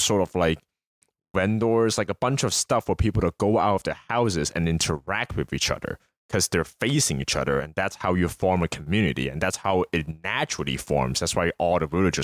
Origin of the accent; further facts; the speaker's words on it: United States; we as American growing up